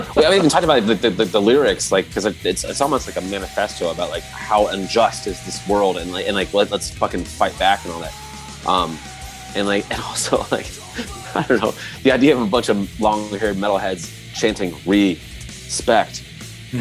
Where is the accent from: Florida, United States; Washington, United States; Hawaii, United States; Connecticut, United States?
Florida, United States; I'm kind of from Florida